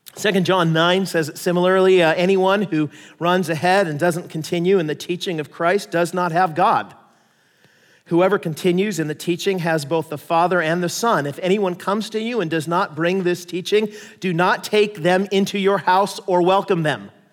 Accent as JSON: {"language": "English", "country": "United States", "said": "I'm an American"}